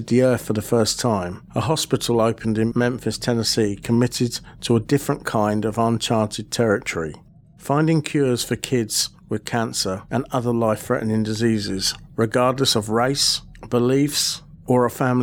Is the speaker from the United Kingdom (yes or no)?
yes; Aylesbury, South East England, United Kingdom; Aylesbury, my hometown